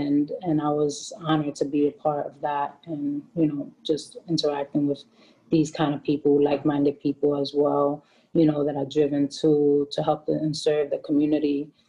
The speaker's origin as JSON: {"language": "English", "town": "Bronx", "region": "New York", "country": "United States", "tie": "born or raised there", "said": "I could understand the people in the community and stuff more, being that I could relate to them growing up in the Bronx."}